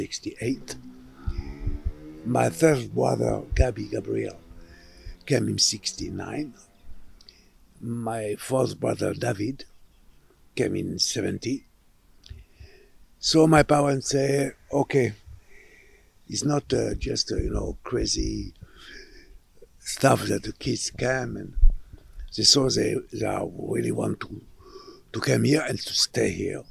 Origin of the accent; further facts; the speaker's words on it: Montpellier, Occitania, France; moved away; also born or lived in Sousse, Tunisia; we moved to France in a town called Montpellier. It's in the south, it's between Nice and Marseille. And I was there till 1971